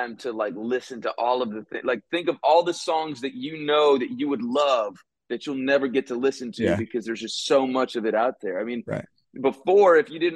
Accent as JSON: {"language": "English", "town": "Del Rio", "region": "Texas", "country": "United States", "tie": "born or raised there", "said": "growing up in Del Rio"}